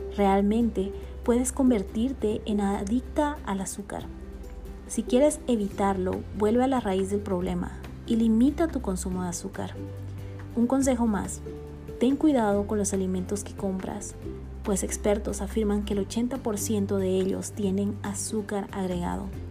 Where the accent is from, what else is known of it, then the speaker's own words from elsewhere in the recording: Bolivia; now in Guatemala; boliviana de nacimiento y guatemalteca por amor y residencia